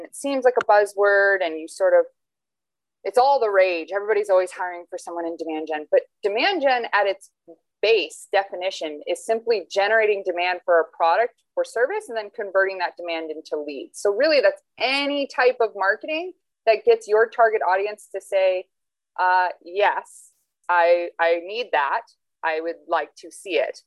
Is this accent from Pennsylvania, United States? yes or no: no; Phoenix, Arizona, United States; also born or lived in Toledo, Ohio; I was born and raised in Phoenix, Arizona